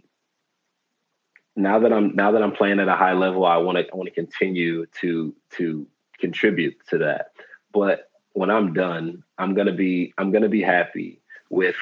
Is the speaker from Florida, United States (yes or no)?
no; Detroit, Michigan, United States; moved away as an adult; also born or lived in Italy; now in Spain; I grew up in Detroit, Michigan